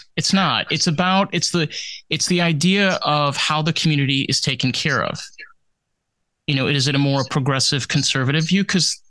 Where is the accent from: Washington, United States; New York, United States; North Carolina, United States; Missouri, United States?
New York, United States; Like I grew up in a state that didn't have palm trees. I grew up in New York.